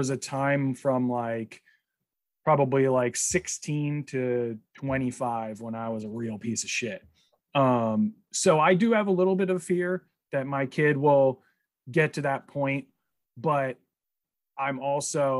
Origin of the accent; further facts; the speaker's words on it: New Jersey, United States; I grew up in Jersey.